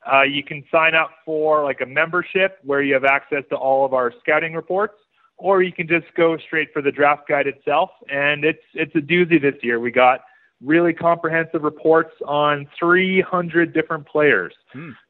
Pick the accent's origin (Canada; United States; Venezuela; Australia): Canada; Saskatchewan; now in Calgary, Canada; I'm originally from Saskatchewan, but I've been based in Calgary since 2016.